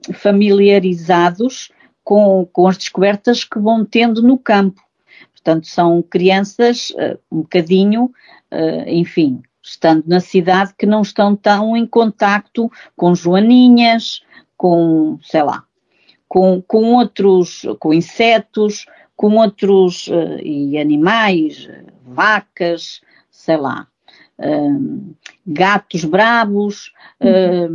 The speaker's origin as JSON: {"language": "Portuguese", "town": "Góis", "region": "Centro", "country": "Portugal", "tie": "born or raised there", "said": "sou natural de Góis e, portanto, e, de Góis e, e, portanto, da freguesia de Vila Nova do Ceira e, portanto, a minha infância foi muito, ah, perdão, a minha infância foi muito feliz uh, nestes locais"}